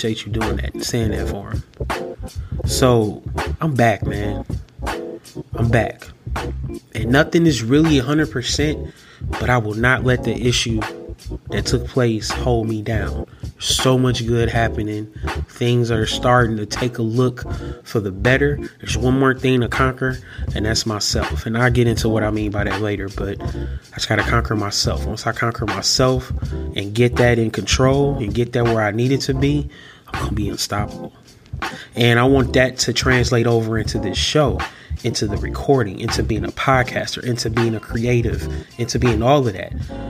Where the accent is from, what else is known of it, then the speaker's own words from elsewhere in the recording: Milwaukee, Wisconsin, United States; I'm from Milwaukee, Wisconsin.